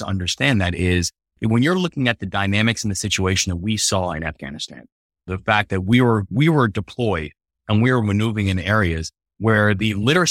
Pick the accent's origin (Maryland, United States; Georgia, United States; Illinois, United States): Maryland, United States; Baltimore; the Baltimore Sun, which my hometown paper, was writing an article about this local kid who had just received the Rhodes Scholarship.